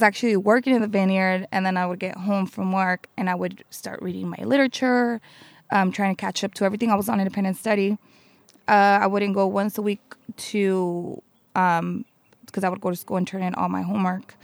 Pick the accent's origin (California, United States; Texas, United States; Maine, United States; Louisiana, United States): California, United States; Santa Maria; I was born in Santa Maria, and I grew up in Santa Maria.